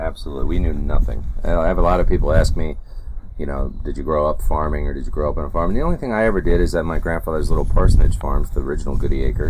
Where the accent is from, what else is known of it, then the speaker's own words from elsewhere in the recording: upstate New York, United States; now in North Carolina, United States; originally growing up in New York State, and we, I've been in North Carolina since '93